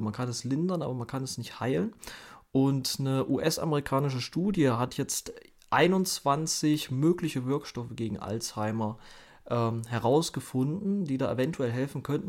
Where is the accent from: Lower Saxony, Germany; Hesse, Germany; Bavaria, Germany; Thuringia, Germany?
Thuringia, Germany; ich komme ja aus Thüringen